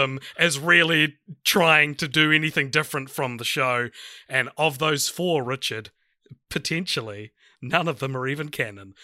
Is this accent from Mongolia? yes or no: no; New Zealand